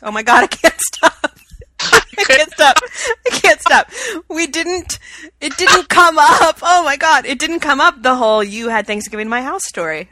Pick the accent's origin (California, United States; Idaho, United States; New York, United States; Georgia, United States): Georgia, United States; Atlanta; now in Chicago, United States; my family traditions that I grew up with in Atlanta